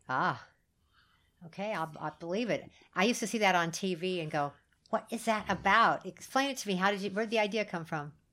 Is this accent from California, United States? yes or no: yes; California, United States; I'm a Californian